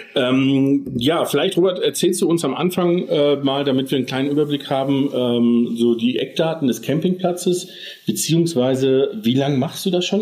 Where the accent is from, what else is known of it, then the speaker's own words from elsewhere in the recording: Germany; wir als Deutsche